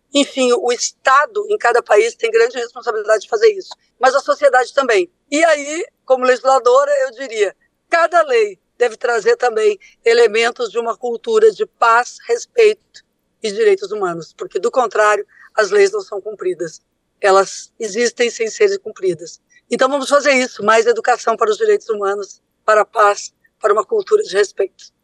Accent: Brazil; esse país tão complexo que é o nosso

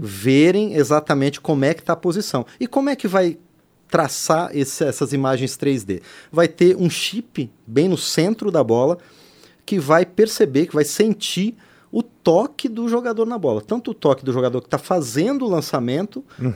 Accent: interior of Paraná, Brazil; moved away; o estádio lá da minha terra, no interior do Paraná

